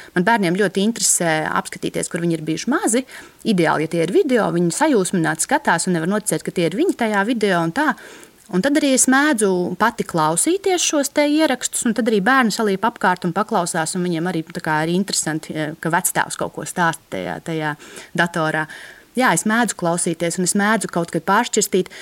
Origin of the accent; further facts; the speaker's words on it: Latvia; man kā bērnam, kas audzis brīvā Latvijā